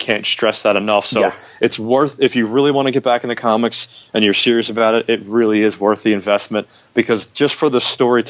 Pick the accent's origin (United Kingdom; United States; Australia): United States; I'm obviously American.